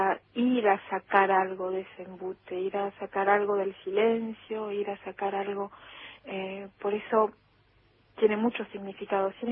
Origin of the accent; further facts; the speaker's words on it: Argentina; first language Spanish; pero es verdad que escribo desde mi emoción argentina, escribo desde eh, mi lengua materna también, extrañamente. Escribo en otro idioma